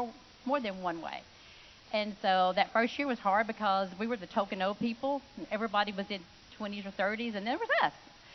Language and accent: English; Mississippi, United States; Because I had moved here, I was from Mississippi, and kind of trying to find my way.